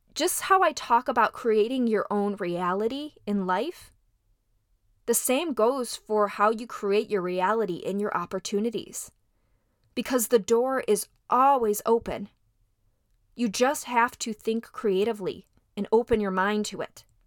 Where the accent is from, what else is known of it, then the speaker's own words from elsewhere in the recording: Midwest, United States; moved away as an adult; now in Los Angeles, United States; I came there from the Midwest.